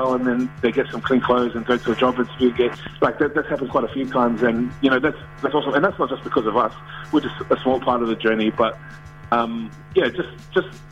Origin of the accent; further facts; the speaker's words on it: Auckland, New Zealand; I grew up in South Auckland. I live in Manurewa, and even just in my own hometown